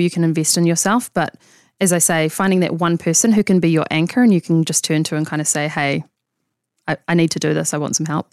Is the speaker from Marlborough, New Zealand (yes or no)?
no; Auckland, New Zealand; also born or lived in London / Sydney; I grew up in Auckland. Um, so I went to high school here